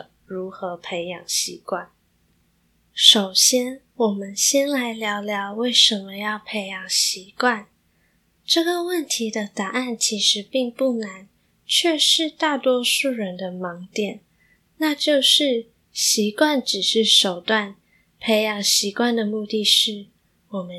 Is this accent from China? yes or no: no; Malaysia; moved away as an adult; now in Taiwan; 我从马来西亚来到台湾念大学，因为都是外食，再加上我觉得吃东西很解压，于是体重便蒸蒸日上。